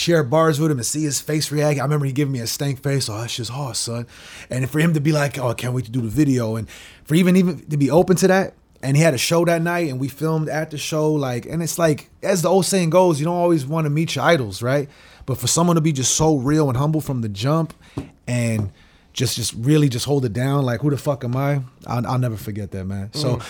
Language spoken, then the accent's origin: English; Brazil; also born or lived in Chile; And I'm from Brazil and Chile, so it's like, it's a global fucking bitch.